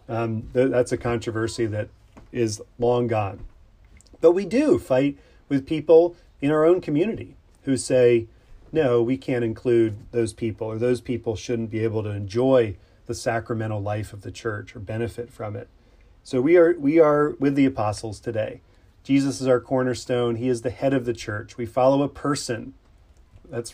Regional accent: Pennsylvania, United States; I grew up in Pennsylvania, the Keystone State

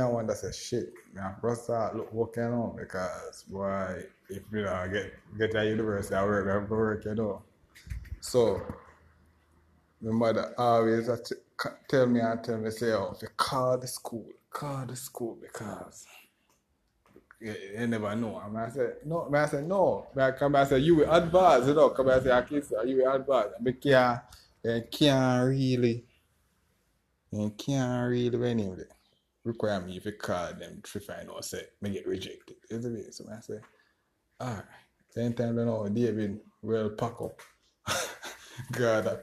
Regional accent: Westmoreland, Jamaica; also born or lived in Kingston, Jamaica; I come from Westmoreland to Kingston for the pre-orientation

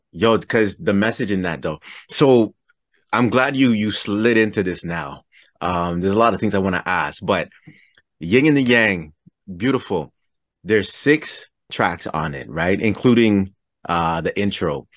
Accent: Toronto, Ontario, Canada; I'm from Toronto, Canada.

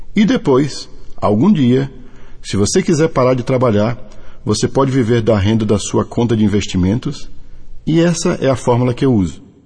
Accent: Salvador, Bahia, Brazil; also born or lived in Israel; now in Campina Grande, Brazil; sou nascido em Salvador, Bahia, residindo hoje em Campina Grande, na Paraíba

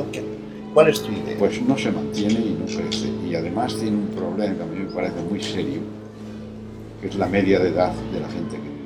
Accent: Astorga, Castile and León, Spain; Y entonces yo nací en Astorga porque mi abuela materna vivía en Astorga.

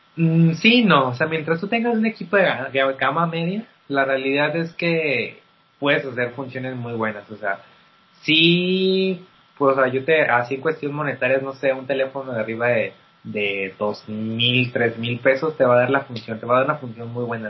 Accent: Mexico; como mexicanos

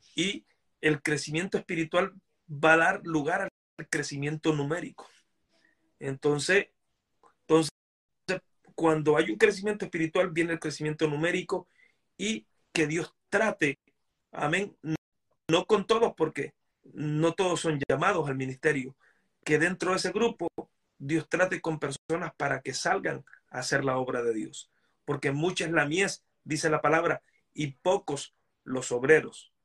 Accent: Honduras; moved away as an adult; now in United States; yo soy hondureño

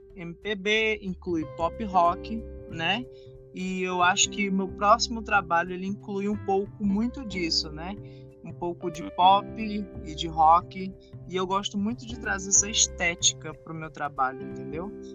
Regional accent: Fortaleza, Ceará, Brazil; Eu sou de Fortaleza, Ceará, sou artista independente

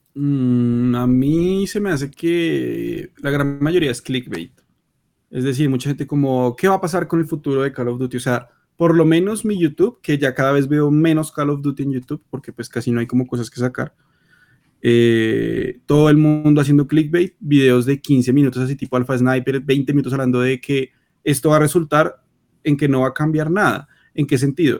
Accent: Colombia; somos de Colombia

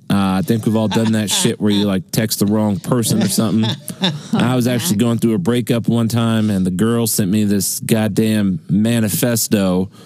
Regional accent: Charleston, South Carolina, United States; I know y'all asked about my accent. I'm actually from Charleston, South Carolina.

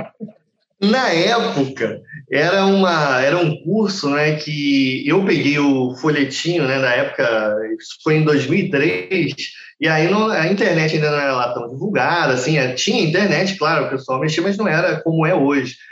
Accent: Rio de Janeiro, Brazil; eu sempre morei no Rio e saí do Rio de Janeiro só com, pela primeira vez do Estado com 20 e poucos anos

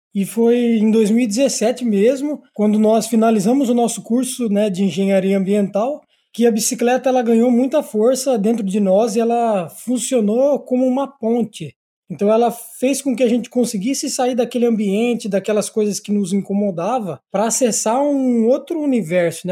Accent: Sarapuí, São Paulo, Brazil; eu sou natural do interior de São Paulo, uma cidadezinha chamada Sarapuí, e cresci sempre no interior

